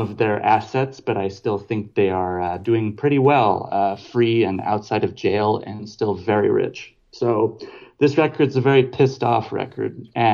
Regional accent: across the river from Louisville, Kentucky, Indiana, United States; also born or lived in Paris, France; now in Berlin, Germany; I'm originally from Indiana, right across the river from Louisville, Kentucky

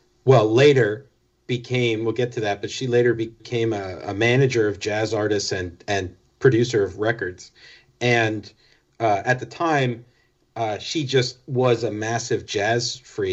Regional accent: Florida, United States; also born or lived in New Jersey; We moved from New Jersey, where we were born, down to sunny Florida, where our dad was living.

